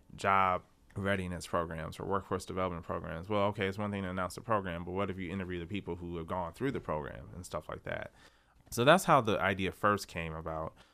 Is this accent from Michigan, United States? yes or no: yes; Detroit, Michigan, United States; also born or lived in Lansing; Growing up in Detroit, I remember, like, the neighborhoods like Indian Village